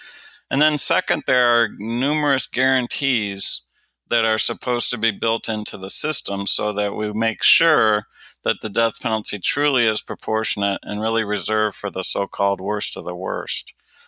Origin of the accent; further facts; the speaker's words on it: Detroit, Michigan, United States; When I was growing up in Detroit, Michigan, it was routine that there were 1,000 homicides just in my home city in a year.